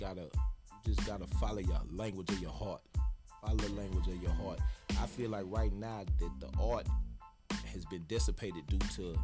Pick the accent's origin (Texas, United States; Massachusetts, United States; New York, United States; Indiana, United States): Texas, United States; Austin; also born or lived in Copperas Cove, Texas; I'm not from Killeen. I'm from Austin, Texas, Dual Springs, Southside.